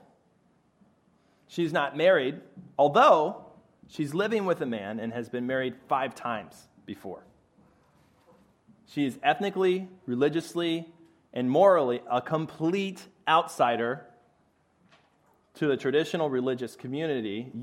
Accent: Chicago, Illinois, United States; moved away as an adult; now in Philadelphia, United States; I'm originally a Chicago boy

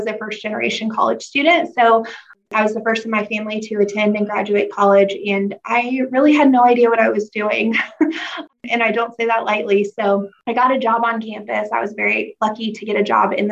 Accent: Grandview, Missouri, United States; I'm from originally from Grandview, Missouri, South Kansas City

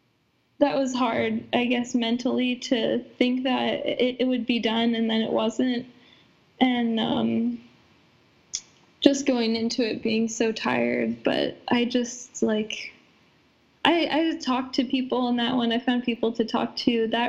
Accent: Iowa, United States; maybe I guess I'm being from Iowa and like I didn't grow up in the mountains

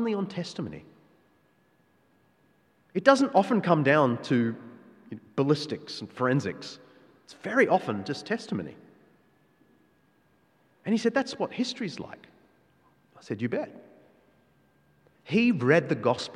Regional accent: Australia; our Australian culture

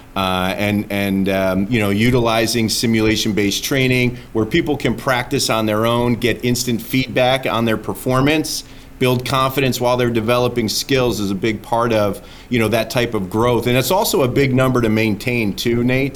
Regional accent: New Jersey, United States; now in Atlanta, United States; I was about to say North Jersey

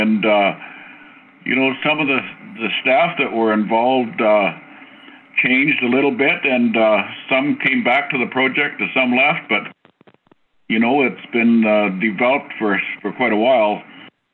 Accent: Whitehorse, Yukon, Canada; I was born and raised in Whitehorse

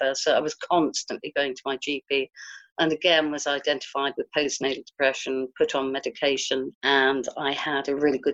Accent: Guildford, South East England, United Kingdom; I'm from Guildford in Surrey

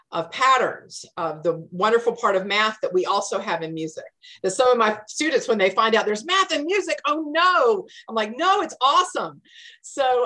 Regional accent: Atlanta, Georgia, United States; also born or lived in Cherokee County, Georgia; I am a native of Atlanta. I live in Cherokee County now. We've been here for about 28 years. We have a small farm here of 3 acres, but my growing up years were in DeKalb County in Atlanta

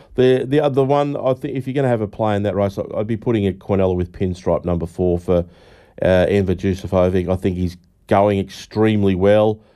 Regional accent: Donald, Victoria, Australia; my hometown of Donald.

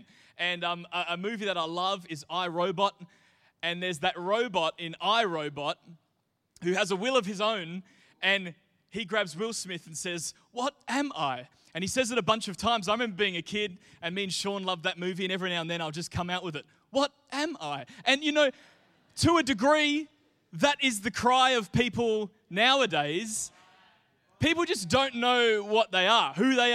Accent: Mindarie, Western Australia, Australia; here in Australia, certainly when I was growing up in Mindari, your identity was tied to your postcode

